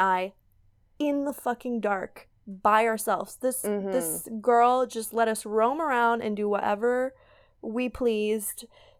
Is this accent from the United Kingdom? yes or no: no; L'Orignal, Ontario, Canada; So I grew up in L'Orignal